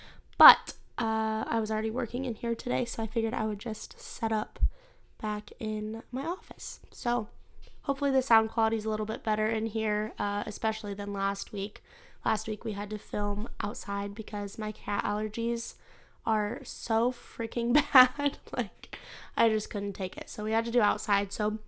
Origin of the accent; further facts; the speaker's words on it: Midwest, United States; I don't even like to claim this as my hometown because I wasn't born here, but I grew up here, so I have to claim it. But the older I've gotten, I've kind of come to realize that it's very cheap to live in the Midwest.